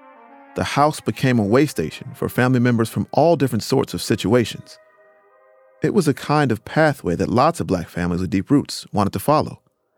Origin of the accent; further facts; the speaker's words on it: North Carolina, United States; Yeah, I'm from North Carolina.